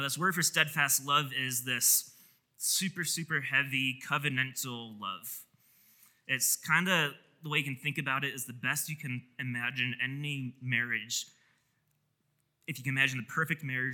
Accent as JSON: {"language": "English", "region": "Wisconsin", "country": "United States", "tie": "born or raised there", "moved": "yes", "said": "I grew up in Wisconsin"}